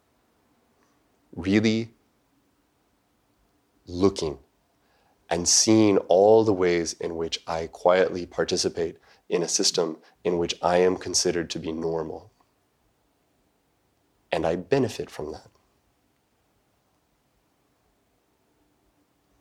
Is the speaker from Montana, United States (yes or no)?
yes; Montana, United States; moved away as an adult; also born or lived in Japan; I grew up in Montana, which is not a terribly racially diverse part of the world.